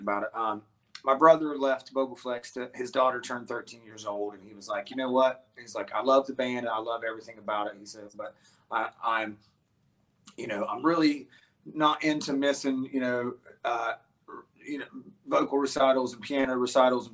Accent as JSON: {"language": "English", "region": "West Virginia", "country": "United States", "tie": "born or raised there", "moved": "yes", "lives_now": "Columbus, United States", "said": "I was born and raised in West Virginia"}